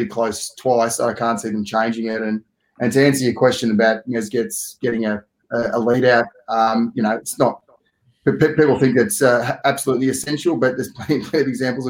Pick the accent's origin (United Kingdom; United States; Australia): Australia; also born or lived in Italy; as an Aussie